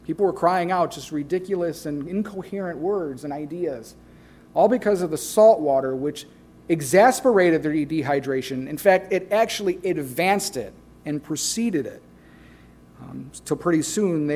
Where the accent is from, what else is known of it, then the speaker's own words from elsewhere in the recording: Midwest, United States; I'm from the Midwest